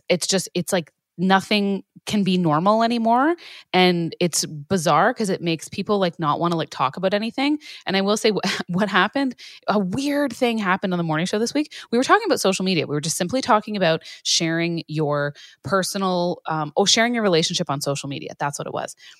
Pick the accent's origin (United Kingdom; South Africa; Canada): Canada; being Canadian